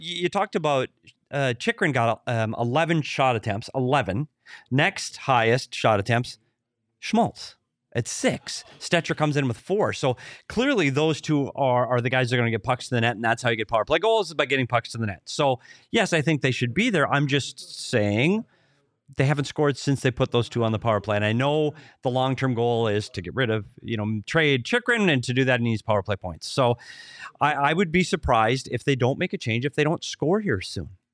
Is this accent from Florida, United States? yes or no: no; Minnesota, United States; my home state, Minnesota